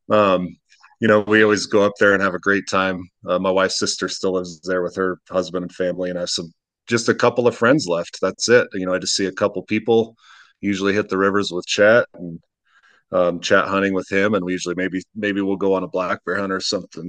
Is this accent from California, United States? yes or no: no; Utah, United States; moved away; I'm, I'm from Utah